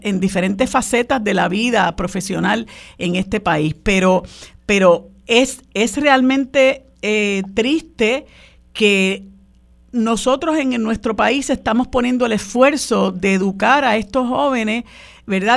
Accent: Puerto Rico

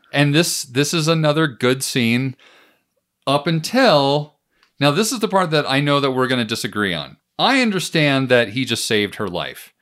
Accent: United States; me as an American

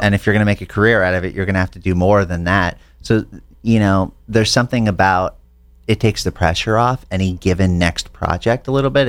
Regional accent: Santa Fe, New Mexico, United States; moved away as an adult; now in Los Angeles, United States; I grew up in Santa Fe, New Mexico.

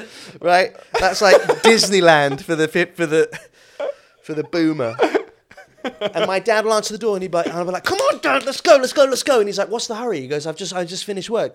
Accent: Suffolk, East of England, United Kingdom; moved away as an adult; also born or lived in Malaysia; now in London, United Kingdom; I was born in England, but I grew up in Malaysia, and then I moved back to Suffolk when I was, like, nine

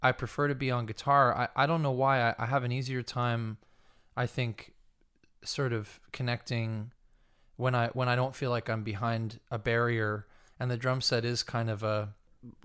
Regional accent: Manahawkin, New Jersey, United States; I grew up in southern New Jersey near Long Beach Island

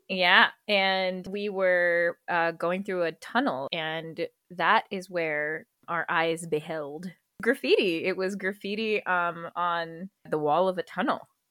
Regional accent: Karachi, Sindh, Pakistan; moved away as an adult; also born or lived in United States; now in Freiburg, Germany; I am Pakistani American, born in the U S, raised in Karachi, Pakistan

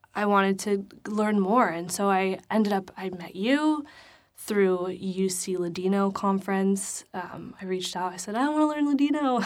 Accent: New York City, New York, United States; I'm from the Bronx

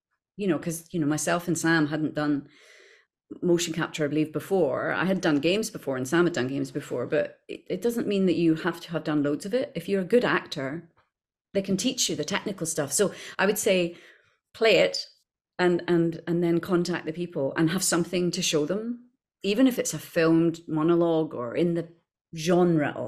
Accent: Scotland, United Kingdom; accent: Scottish

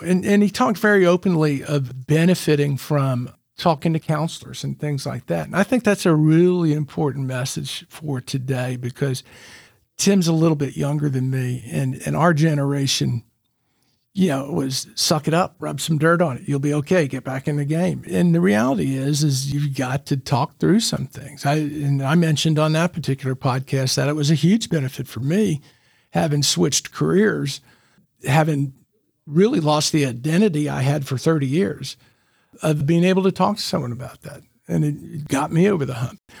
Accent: Memphis, Tennessee, United States; now in Chattanooga, United States; I grew up in Memphis

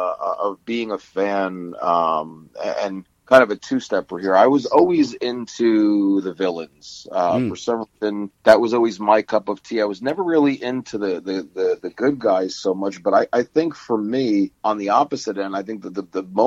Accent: New Jersey, United States; living in the East Coast, New Jersey area, and being so close to Madison Square Garden, Nassau Coliseum, the Meadowlands. Yeah. I was very fortunate enough to have really awesome parents that took me to as many events as they could when I was a kid

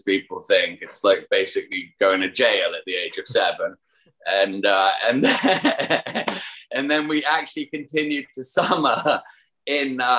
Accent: United Kingdom; moved away; Being a Brit

